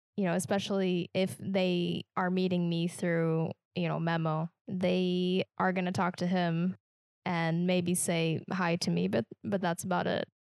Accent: Kansas, United States; accent: Midwestern; moved away; I'm from Kansas, so we're not a Southern state

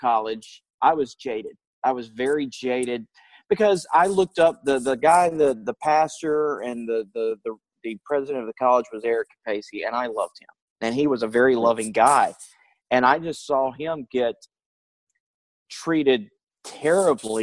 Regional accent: North Carolina, United States; my hometown in North Carolina

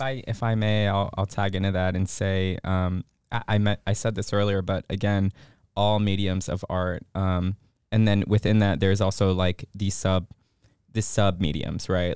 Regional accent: Chicago, Illinois, United States; moved away as an adult; now in Augusta, United States; I am from Chicago. Um, not born there, but Chicago, Chicago, excuse me, is home

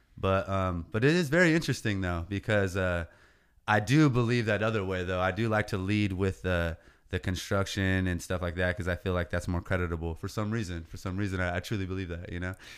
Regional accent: Oceano, California, United States; this is what raised me. These streets, eight oh five, Oceano

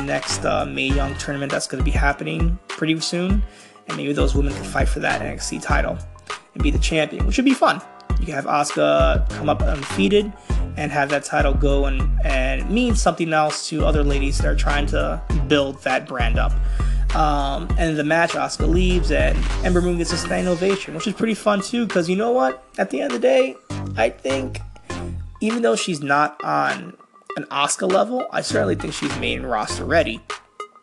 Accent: New York, United States; I'm from New York

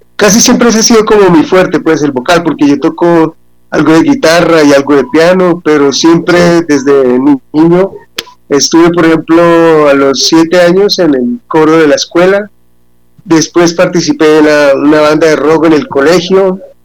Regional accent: Bucaramanga, Santander, Colombia; soy nacido en Bucaramanga

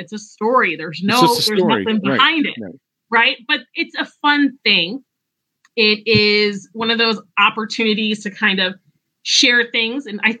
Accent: Northwest Indiana, United States; I'm from Northwest Indiana.

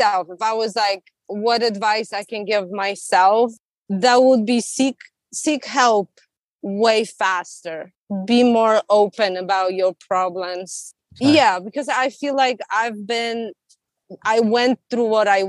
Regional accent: Poland; now in California, United States; I'm from Poland

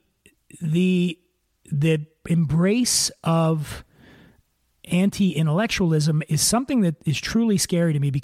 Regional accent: Philadelphia, Pennsylvania, United States; being from the North, you know, I'm from Philly

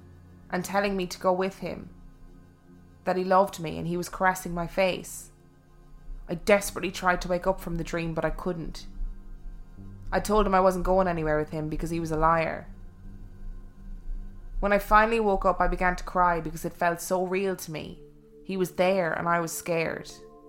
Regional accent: South East England, United Kingdom; When I was about 12 years old, I grew up on the Sussex coast in a usual house with my mum and my younger sister

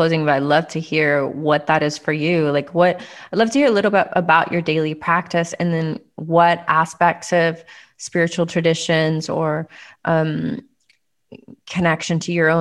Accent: United States; growing up as an American

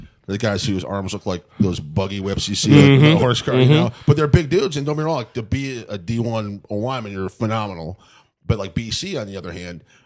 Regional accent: Michigan, United States; I'm from Michigan

